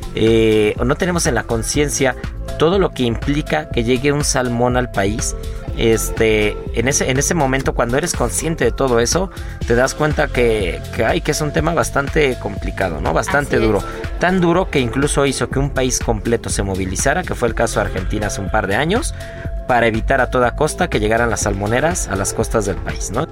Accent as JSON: {"language": "Spanish", "country": "Mexico", "said": "como mexicanos"}